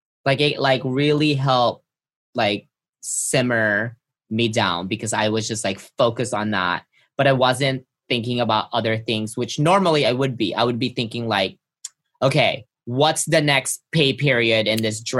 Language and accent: English; Philippines; moved away; I grew up in the Philippines